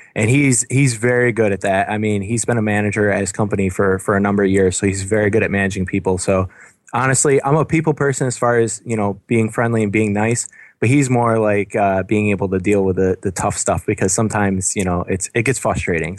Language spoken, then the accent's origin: English; Binghamton, New York, United States; now in Buffalo, United States; I'm from downstate Binghamton area